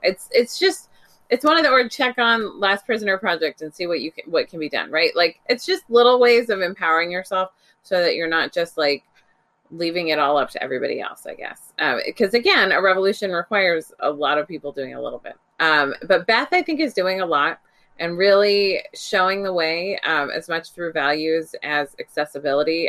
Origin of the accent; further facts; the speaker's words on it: Bay Area, California, United States; moved away; back home to California, which is where I grew up. I grew up in the Bay Area